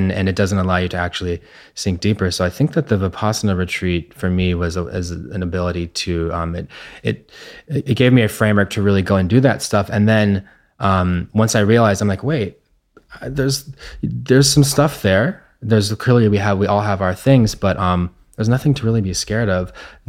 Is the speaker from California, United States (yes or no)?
yes; Santa Barbara, California, United States; Luckily I was in a park, and I grew up in Santa Barbara where there was nature.